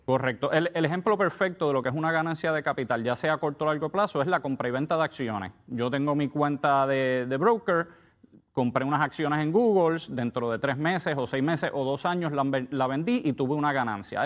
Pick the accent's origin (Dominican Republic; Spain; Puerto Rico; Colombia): Puerto Rico; digo como cualquier puertorriqueño porque si yo ahora mismo paso cinco meses en Puerto Rico